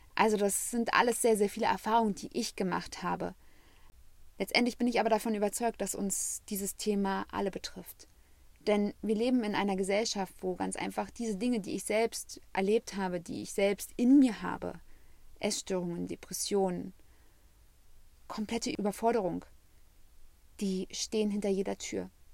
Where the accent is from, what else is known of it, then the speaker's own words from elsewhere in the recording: Germany; weil ich habe als Jugendliche am Rand Berlin gewohnt